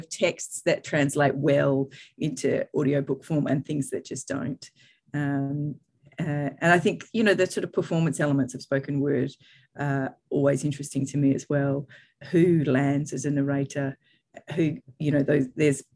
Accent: Australia; moved away as an adult; now in United Kingdom; as an Australian

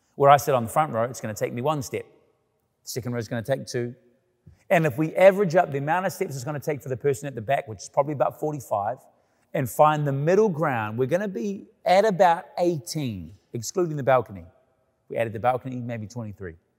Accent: Canada; living in Canada, about being Canadian

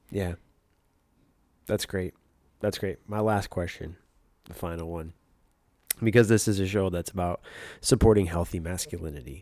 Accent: Michigan, United States; now in Los Angeles, United States; we both grew up in the same state

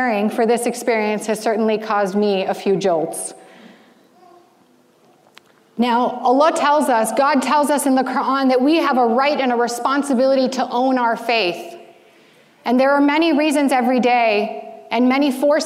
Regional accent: United States; growing up as an American Muslim teenager

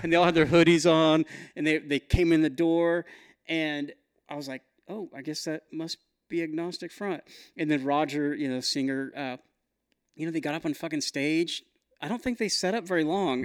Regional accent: Newton, Kansas, United States; Newton, Kansas is my hometown.

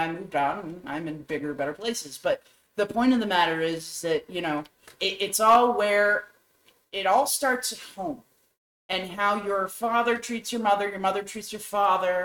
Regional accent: New England, United States; I also was born and raised in New England, so that's its own mindset to start

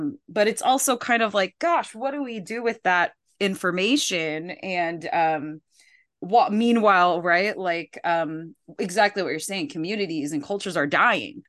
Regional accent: Philippines; I'm from the Philippines

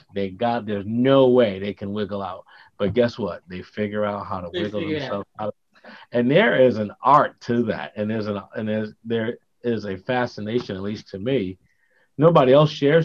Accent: New Haven, Connecticut, United States; gangs were pretty prevalent when we grew up in New Haven

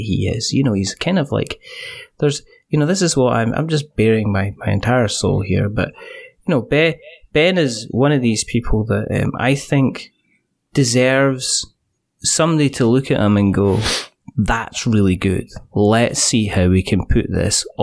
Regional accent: Scotland, United Kingdom

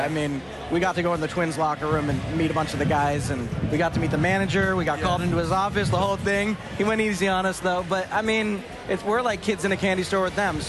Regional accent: East Coast, United States; I'm from the East Coast

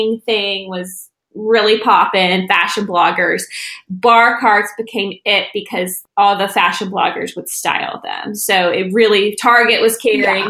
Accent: the Bible Belt, United States; we grew up in the Bible Belt

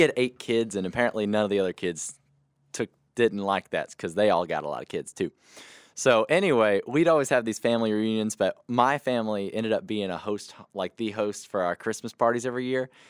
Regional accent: Mauriceville, Texas, United States; I grew up in Mauriceville, Texas

